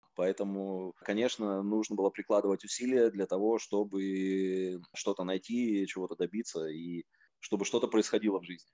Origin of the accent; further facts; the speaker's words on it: Novosibirsk, Novosibirsk Oblast, Russia; moved away as an adult; also born or lived in United States; Я сам родом из Новосибирска, я покинул родной город, когда мне было 19 лет